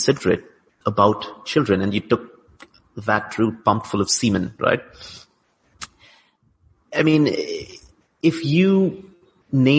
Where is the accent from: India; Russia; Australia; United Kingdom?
India; here I'm an Indian, but I would be classified as brown elsewhere